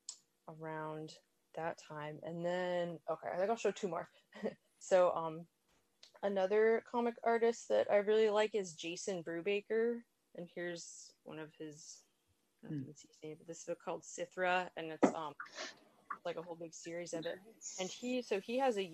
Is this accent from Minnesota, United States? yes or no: no; California, United States; moved away as an adult; now in Florida, United States; I grew up in California